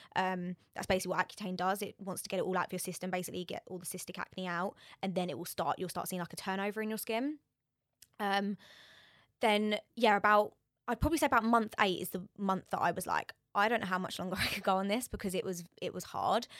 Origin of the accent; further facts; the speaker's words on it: Borehamwood, East of England, United Kingdom; I'm from Borehamwood